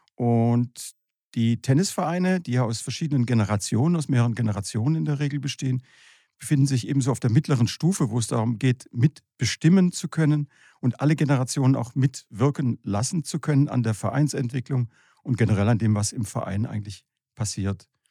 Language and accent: German; Horb am Neckar, Baden-Württemberg, Germany; ich komme aus Horb am Neckar